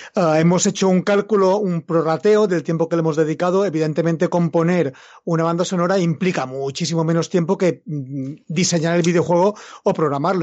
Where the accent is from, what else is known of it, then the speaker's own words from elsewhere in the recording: Mallorca, Balearic Islands, Spain; yo soy mallorquín, vivo en Mallorca